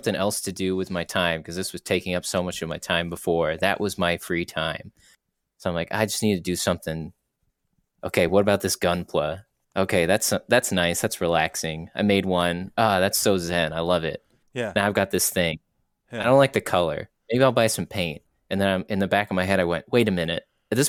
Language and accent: English; United Kingdom; I'm from Europe.